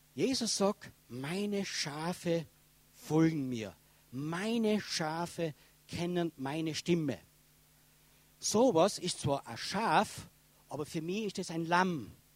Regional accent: Tyrol, Austria; accent: Tyrolean

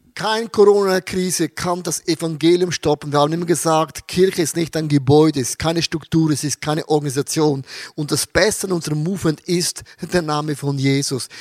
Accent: Austria; 2020 bei uns in Österreich, wir durften neun Leute taufen im ICF in Wien

